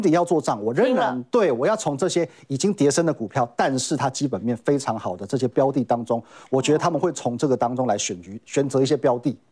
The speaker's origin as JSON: {"language": "Chinese", "country": "Taiwan", "said": "我们台湾人"}